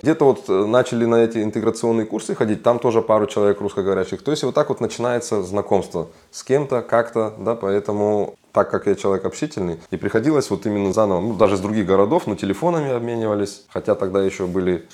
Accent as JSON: {"language": "Russian", "country": "Kazakhstan", "moved": "as an adult", "lives_now": "Germany", "said": "я сам из Казахстана, да, я там учился, работал, закончил техникум железнодорожный, потом Академию транспорта"}